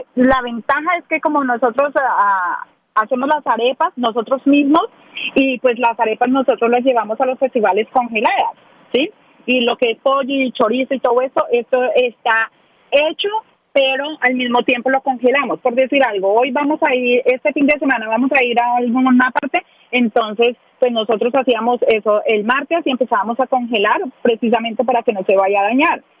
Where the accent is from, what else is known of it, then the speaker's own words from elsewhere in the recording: Ibagué, Tolima, Colombia; moved away as an adult; now in Nashville, United States; Soy de Ibagué, del departamento del Tolima. De Ibagué.